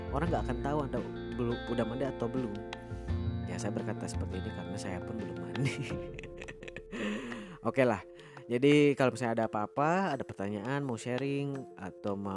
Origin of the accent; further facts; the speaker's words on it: Indonesia; born there; Nah, karena saya lahir di Indonesia, lahir sebagai bangsa Indonesia.